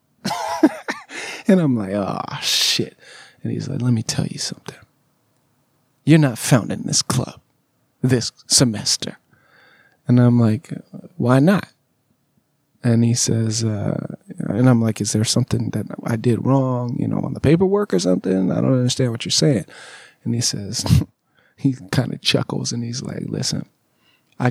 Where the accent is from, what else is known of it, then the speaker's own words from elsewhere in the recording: Southern California, United States; moved away as an adult; also born or lived in Alabama; I'm from Southern California